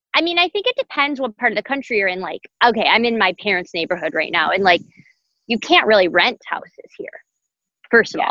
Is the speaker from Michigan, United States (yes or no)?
yes; Detroit, Michigan, United States; now in New York, United States; I'm from Metro Detroit, I love it here